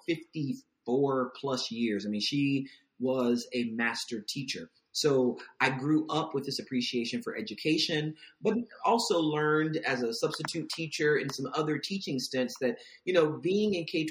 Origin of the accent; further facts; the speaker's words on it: Virginia Beach, Virginia, United States; I'm from Virginia Beach